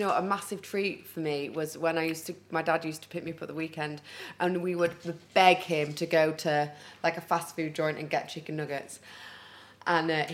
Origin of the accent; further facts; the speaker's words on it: Huddersfield, Yorkshire and the Humber, United Kingdom; accent: northern; moved away as an adult; also born or lived in London; I was brought up in Huddersfield